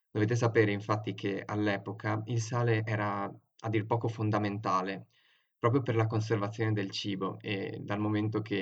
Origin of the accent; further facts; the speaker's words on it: Treviso, Veneto, Italy; sono veneto e vengo da Treviso e sono praticamente un infiltrato fra questi due trentini.